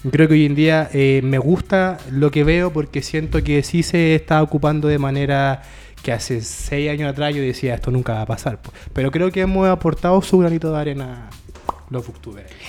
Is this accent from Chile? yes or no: yes; Chile; y como comunidad lectora la hemos sabido ocupar bien.